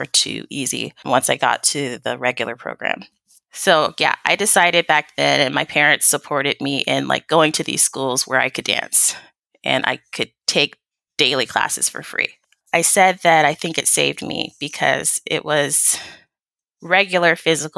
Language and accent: English; Sacramento, California, United States; I was born and raised in Sacramento, California, so I'm definitely a California